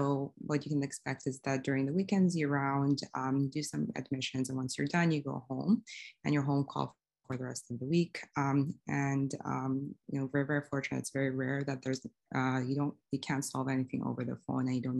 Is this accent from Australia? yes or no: no; Saudi Arabia; moved away; I'm originally from Saudi Arabia.